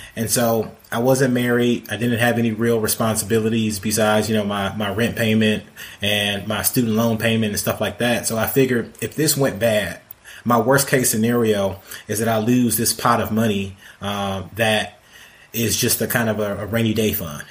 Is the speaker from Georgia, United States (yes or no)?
no; Detroit, Michigan, United States; now in Atlanta, United States; I grew up in Detroit